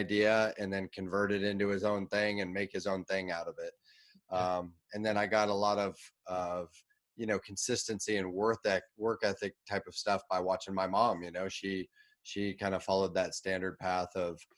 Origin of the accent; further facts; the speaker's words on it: Portland, Oregon, United States; I grew up in the Portland, Oregon area